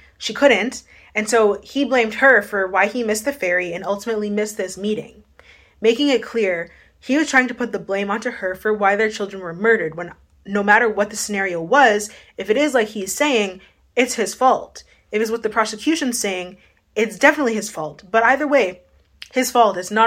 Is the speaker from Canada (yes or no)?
yes; Winnipeg, Manitoba, Canada; I'm from Winnipeg